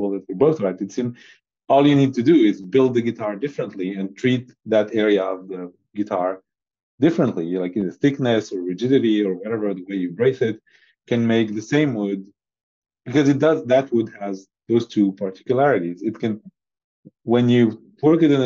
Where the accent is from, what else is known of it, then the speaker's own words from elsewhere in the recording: Syria; now in Europe; I was born in Syria and been surrounded by olive trees